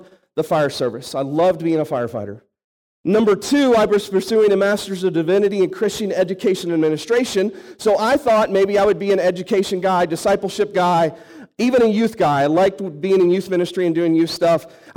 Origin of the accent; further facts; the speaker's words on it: St. Louis, Missouri, United States; moved away as an adult; also born or lived in Arkansas; I was born and raised in St. Louis, outside St. Louis